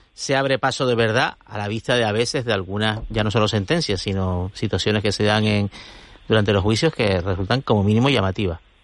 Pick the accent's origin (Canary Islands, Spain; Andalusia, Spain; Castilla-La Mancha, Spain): Canary Islands, Spain; Tenerife; soy de Tenerife